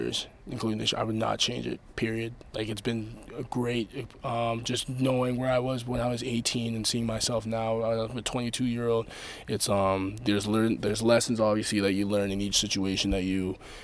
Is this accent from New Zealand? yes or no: no; Canada; being a Canadian